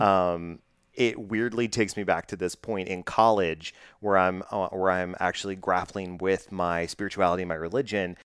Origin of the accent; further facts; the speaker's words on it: Texas, United States; I'm born and bred in Texas and have traveled many places, but have only lived in Texas